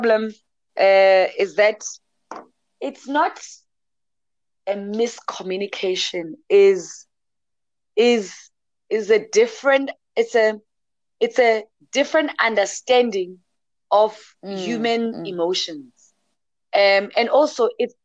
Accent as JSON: {"language": "English", "town": "Bushbuckridge", "region": "Limpopo", "country": "South Africa", "said": "I'm from Limpopo and Bushbuckridge"}